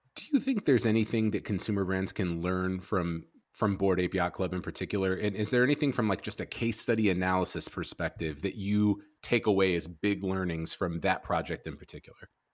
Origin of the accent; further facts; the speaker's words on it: Chicago, Illinois, United States; moved away; I'm from Chicago originally